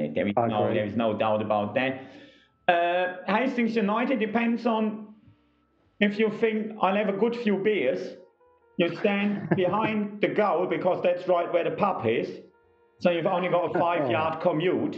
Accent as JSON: {"language": "English", "town": "Hagen", "region": "North Rhine-Westphalia", "country": "Germany", "tie": "born or raised there", "moved": "as an adult", "lives_now": "England", "said": "I grew up in Hagen"}